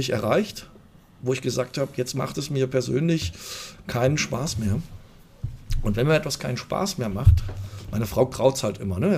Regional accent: Fulda, Hesse, Germany; irgendwann gesagt, jetzt ist erstmal meine Heimatstadt. Da kam dann der, der, Entschluss zurück nach Fulda.

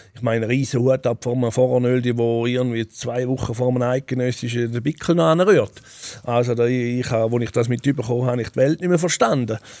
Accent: Switzerland; Ich bin auch hier groß geworden

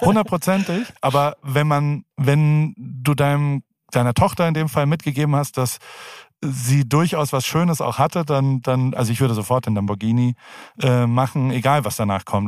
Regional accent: Heidelberg, Baden-Württemberg, Germany; moved away as an adult; also born or lived in San Francisco, United States; now in United States; Ich komme aus Heidelberg

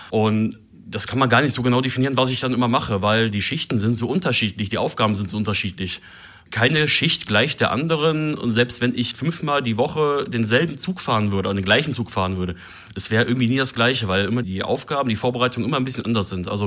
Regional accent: Germany; auch wenn natürlich über die niederländische Sprache immer mal als Deutscher so ein bisschen gefrotzelt wird

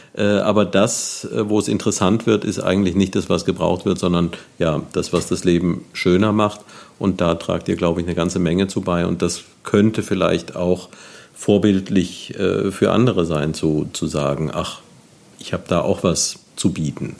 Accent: Neuwied, Rhineland-Palatinate, Germany; moved away as an adult; ich bin hier aufgewachsen, war dann lange Zeit weg und seit einiger Zeit wieder hier

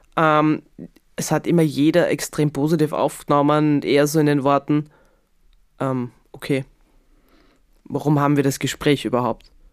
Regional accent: Graz, Styria, Austria; ich bin ja in Graz aufgewachsen

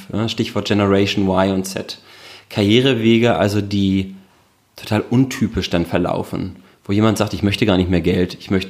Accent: Hamburg, Germany; born there; now in Berlin, Germany; Ich bin in Hamburg geboren

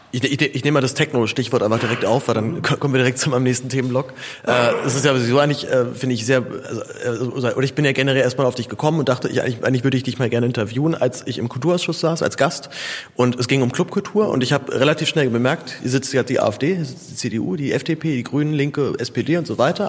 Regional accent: Zehlendorf, Berlin, Germany; aus Zehendorf, wo ich aufgewachsen bin

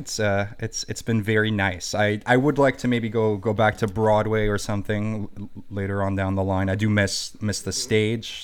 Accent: Germany; English is a second language; moved away as an adult; now in New York, United States; I went to an international school in Germany, so I learned English from a, from a young age.

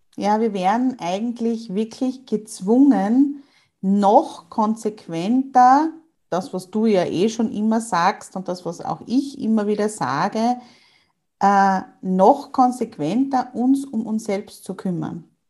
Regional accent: Austria; bei uns in Österreich

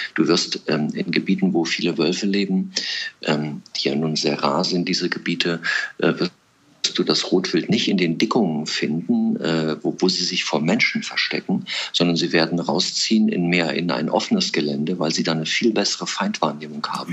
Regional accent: Thuringian Forest, Germany; den Thüringer Wald, da wo ich groß geworden bin

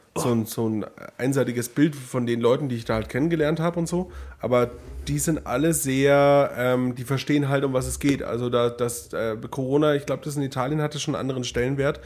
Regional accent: Neumarkt in der Oberpfalz, Bavaria, Germany; in meiner Heimat in Neumarkt

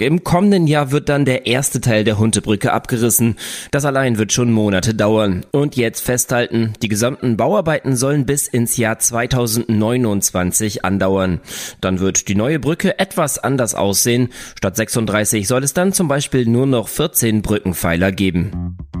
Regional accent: Oldenburg, Lower Saxony, Germany; bei uns in Oldenburg

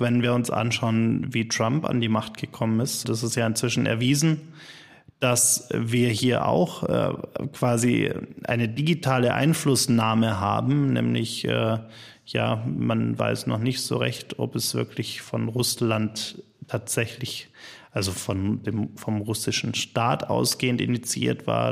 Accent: Germany; bei uns in Deutschland

